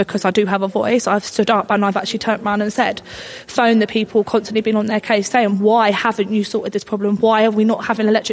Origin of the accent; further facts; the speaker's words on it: Barnet, London, United Kingdom; we've all born and bred in Barnet, lived here